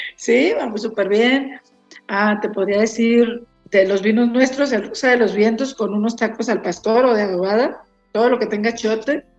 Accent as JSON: {"language": "Spanish", "country": "Mexico", "said": "como mexicanos"}